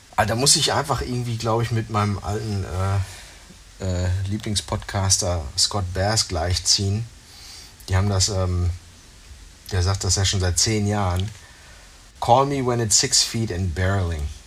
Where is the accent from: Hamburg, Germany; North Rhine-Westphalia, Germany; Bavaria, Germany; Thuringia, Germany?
North Rhine-Westphalia, Germany; bei uns in Nordrhein-Westfalen